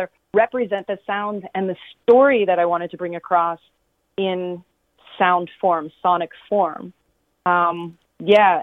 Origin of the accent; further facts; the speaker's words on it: Wingham, Ontario, Canada; also born or lived in Goderich; growing up in Wingham, which is a very surrounded by a lot of farms.